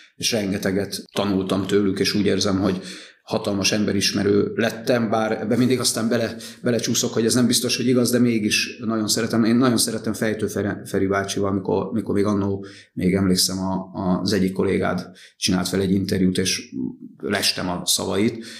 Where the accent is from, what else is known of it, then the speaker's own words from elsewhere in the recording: Nagykanizsa, Zala, Hungary; klasszikus utcakölyök, Nagykanizsán nevelődtem a Herman Otto utcába, lakótelep